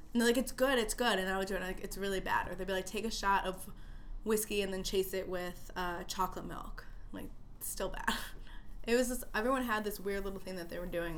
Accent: Chicago, Illinois, United States; born and raised in Chicago

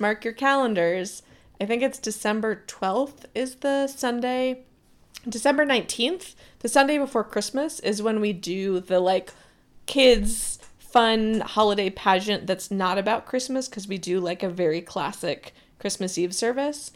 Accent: Southern Rhode Island, United States; I grew up in Southern Rhode Island

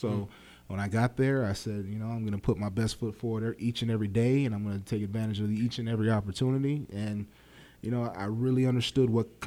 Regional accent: East Coast, United States; we're both from the East Coast

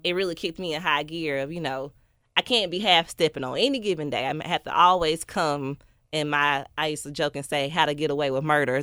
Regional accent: Memphis, Tennessee, United States; I am from North Memphis

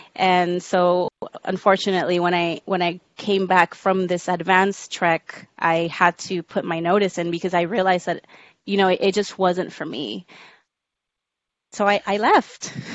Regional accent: Rio Grande Valley, Texas, United States; moved away as an adult; also born or lived in Harlingen, Texas / San Antonio, Texas; I was born in Harlingen, Texas, which is a small town at the very tip of Texas. Uh, I didn't live in Harlingen. I lived a little bit really south souther than um, than Harlingen, but I grew up down there.

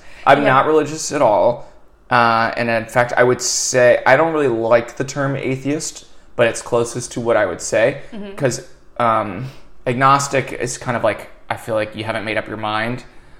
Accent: Northern Virginia, United States; moved away; I grew up Methodist. I grew up in Northern Virginia in a pretty, I would say, socially conservative, politically almost liberal county.

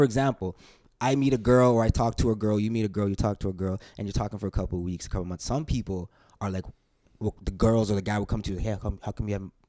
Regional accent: Calgary, Alberta, Canada; growing up in Calgary, I was like, I listened to the radio a lot.

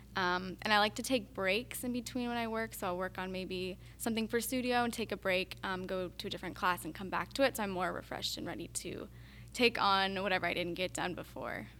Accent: Montana, United States; moved away; I'm from Montana

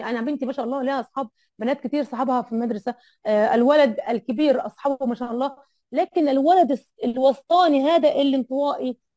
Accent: Egypt; انا على فكره انا انا مصريه وما عندي اهلي هنا اهلي كلهم في مصر

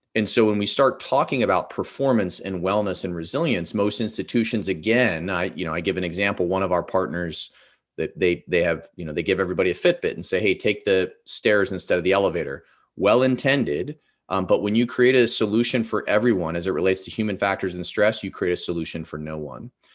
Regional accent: Ohio, United States; I grew up in Ohio

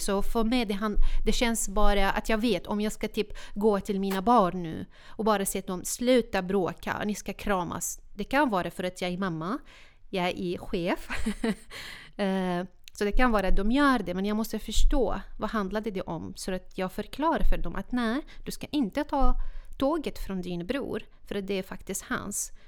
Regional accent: Syria; Swedish is a second language; moved away as an adult; now in Sweden; Jag är född och uppvuxen i Syrien

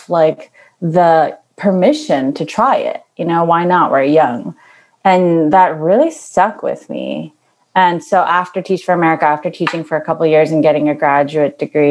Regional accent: Long Island, New York, United States; also born or lived in Queens, New York; I was born in Queens and grew up in Long Island

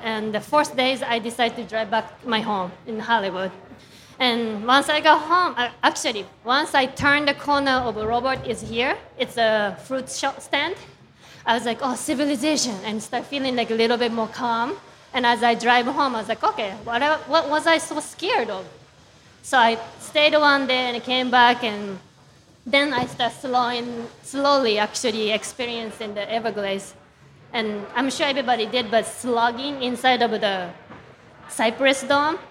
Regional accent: Japan; moved away; I'm from Japan and an image of a, my uh, Japanese garden that I grew up with and my hometown

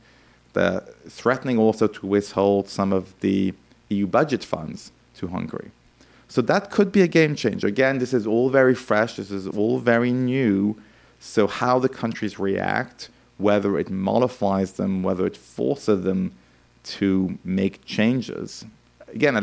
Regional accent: France; I grew up in France in the 1980s

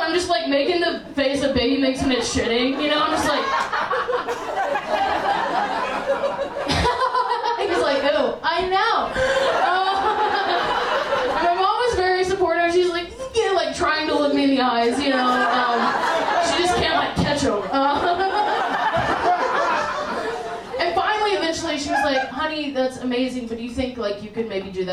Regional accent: the South, United States; I grew up in the South

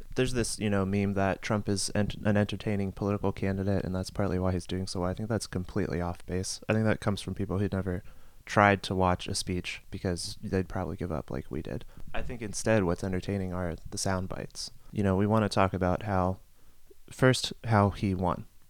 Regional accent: Youngstown, Ohio, United States; I'm from Youngstown, Ohio, and it's a Rust Belt city

